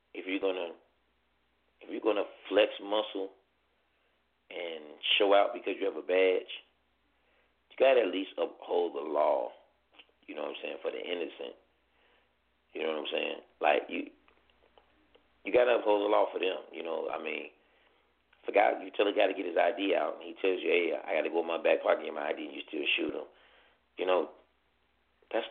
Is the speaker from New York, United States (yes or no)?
no; Chicago, Illinois, United States; I'm from Chicago